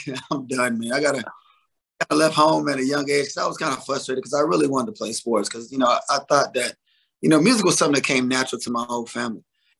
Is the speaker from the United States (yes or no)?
yes; North Carolina, United States; also born or lived in Hampton, Virginia; Me and Devontae are both born in Hampton, Virginia. So, yeah. A lot of people are from North Carolina, but we was raised in North Carolina